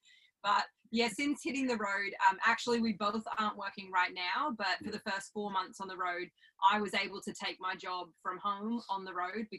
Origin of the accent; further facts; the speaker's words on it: Australia; I left 2 weeks after high school and I came home 13 years later